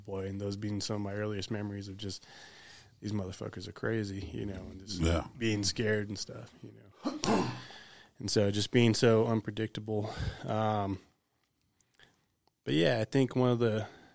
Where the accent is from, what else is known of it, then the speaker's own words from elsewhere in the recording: Sacramento, California, United States; also born or lived in Garryowen, Montana; I was born in Gary, Montana, and then I grew up in Sacramento, California, and pretty much all over Northern California and a little bit of Southern California